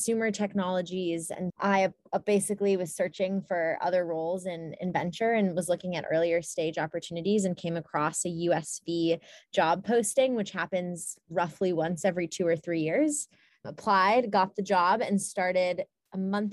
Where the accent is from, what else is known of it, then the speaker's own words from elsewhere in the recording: Ann Arbor, Michigan, United States; I grew up in Ann Arbor, Michigan.